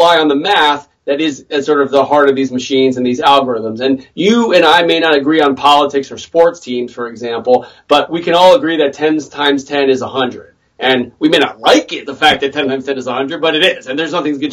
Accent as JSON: {"language": "English", "town": "Washington", "region": "District of Columbia", "country": "United States", "tie": "born or raised there", "said": "My hometown"}